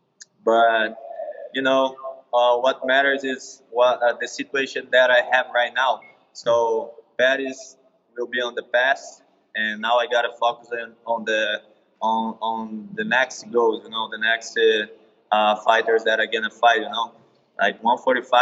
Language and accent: English; Brazil; moved away as an adult; also born or lived in California / Florida; now in United States; I started in Brazil, and yeah, I was training in my hometown